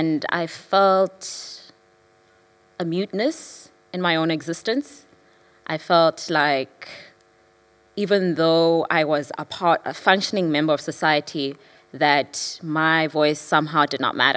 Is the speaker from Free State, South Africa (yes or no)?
no; Johannesburg, Gauteng, South Africa; also born or lived in KwaZulu-Natal; now in Cape Town, South Africa; I'm from South Africa. I live in Cape Town, but I was brought up in Johannesburg and born in KwaZulu-Natal.